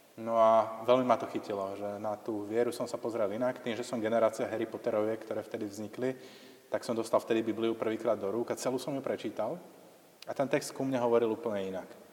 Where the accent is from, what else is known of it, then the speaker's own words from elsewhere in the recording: Slovakia; som bol vychovaný v tom tradičnom kresťanskom prostredí a v podstate takúto homofóbiu, povedzme, alebo toto naladenie, že ako homosexualita je niečo nesprávne a že treba si založiť buď tradičnú rodinu, alebo žiť v celibáte, to je niečo, čo dostávate ako s materským mliekom v tom slovenskom prostredí